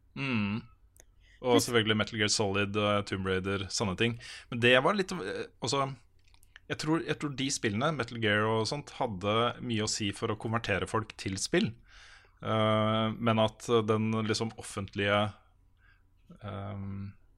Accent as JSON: {"language": "Norwegian", "town": "Moss", "region": "Østfold", "country": "Norway", "moved": "yes", "said": "Jeg er jo fra Moss"}